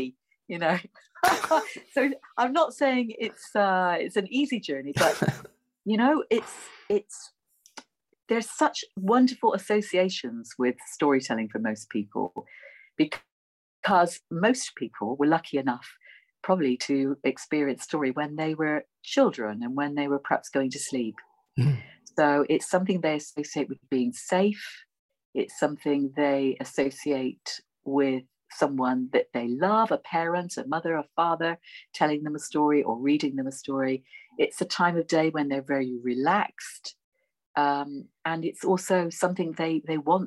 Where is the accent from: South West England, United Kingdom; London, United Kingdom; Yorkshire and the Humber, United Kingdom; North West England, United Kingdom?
South West England, United Kingdom; Bristol; accent: Bristolian; my Bristolian accent